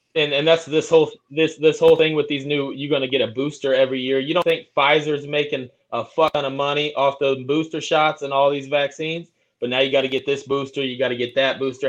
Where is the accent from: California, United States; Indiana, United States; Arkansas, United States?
Indiana, United States; We're not known for barbecue in Indiana